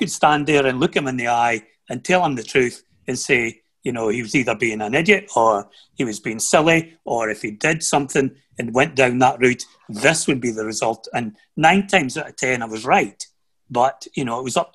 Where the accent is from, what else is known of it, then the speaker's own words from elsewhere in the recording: Aberdeenshire, Scotland, United Kingdom; also born or lived in Huntly; I'm born in Huntley. I grew up in Aberdeenshire